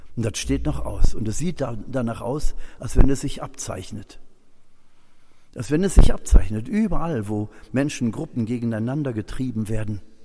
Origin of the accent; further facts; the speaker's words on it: Germany; Wir als Deutsche